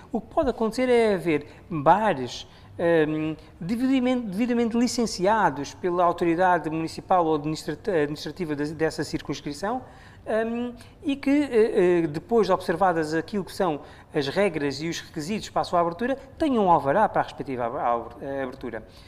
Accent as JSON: {"language": "Portuguese", "country": "Mozambique"}